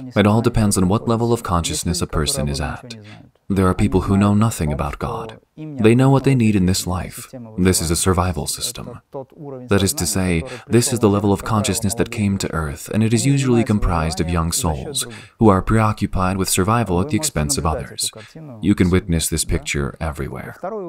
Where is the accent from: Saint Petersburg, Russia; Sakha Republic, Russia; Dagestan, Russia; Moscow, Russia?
Dagestan, Russia; Makhachkala; a number of well-known individuals were startled that I was from Makhachkala, Dagestan.